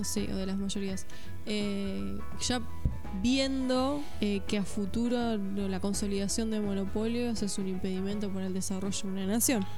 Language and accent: Spanish; Argentina